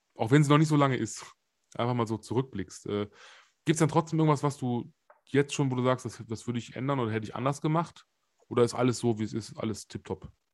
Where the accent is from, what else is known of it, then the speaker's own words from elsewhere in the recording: Germany; bei uns in Deutschland